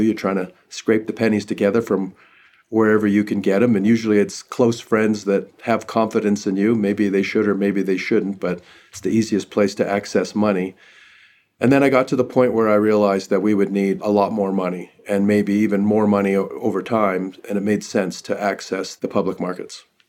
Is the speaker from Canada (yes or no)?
yes; northern British Columbia, Canada; now in United States; I'm Canadian, I grew up in northern British Columbia